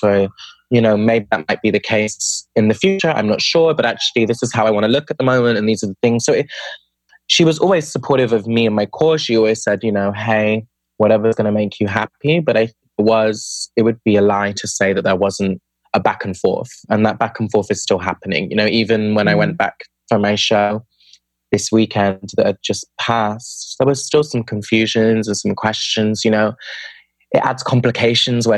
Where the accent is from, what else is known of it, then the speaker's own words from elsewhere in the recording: United Kingdom; moved away; I'm from the UK, from the accent. And I grew up outside of London in a smaller city, but in the suburbs of the city